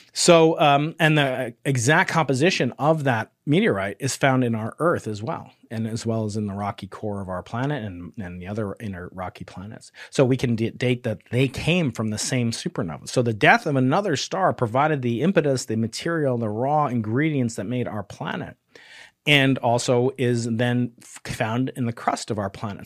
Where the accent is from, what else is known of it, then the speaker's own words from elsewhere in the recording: New York, United States; moved away; as a New Yorker